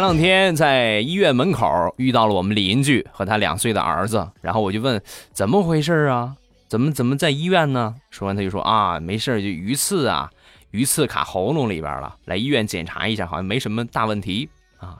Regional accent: Shandong, China; accent: Shandong; 我是山东人啊，不是东北人

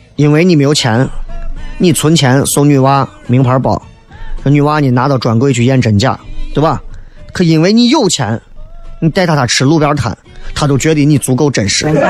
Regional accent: Xi'an, Shaanxi, China; 作为西安人

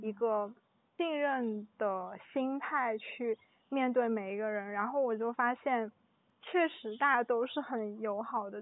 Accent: China; 我不是，我是中国人

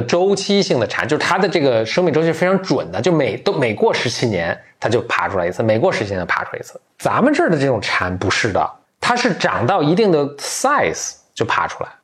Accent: Beijing, China; 我小时候在北京的时候也挺多的

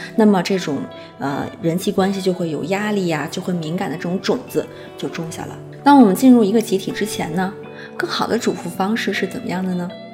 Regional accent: China; 我们中国

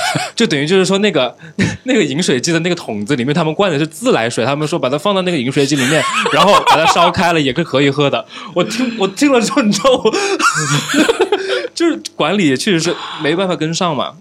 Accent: Changsha, Hunan, China; 我自己作为一个土生土长的长沙人

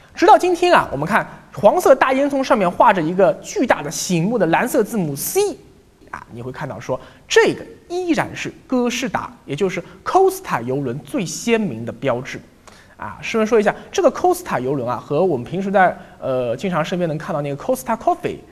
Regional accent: China; 我们中国人啊，去海边玩，很少喜欢躺在沙滩上晒太阳的

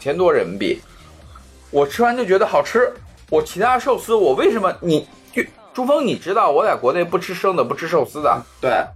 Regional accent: Xi'an, Shaanxi, China; 我虽然从小在西安长大

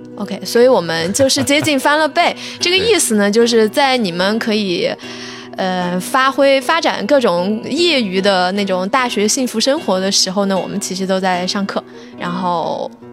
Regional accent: Sichuan, China; 我本来是四川人，我一点都不想留在四川，一直想去北京或者上海念

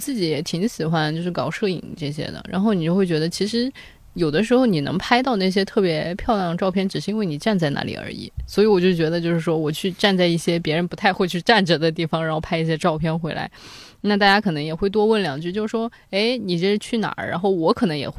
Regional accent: China; 那一个呃露营的地方其实全都是韩国人，除了我们是中国人以外，就是都是韩国人。

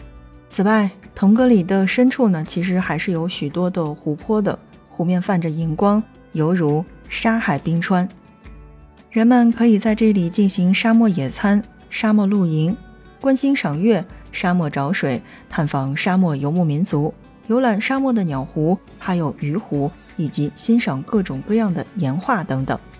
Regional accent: Ningxia, China; 如果说去到我们的宁夏的话，

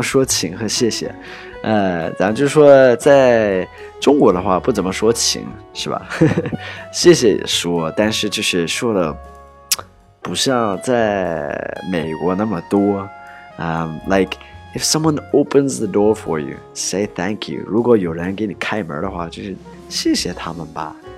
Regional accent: United States; now in China; I'm American

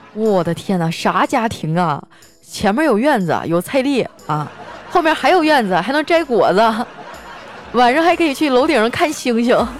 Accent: Northeast China, China; 作为一个东北人，我最受不了的就是我已经两个礼拜没有搓澡了

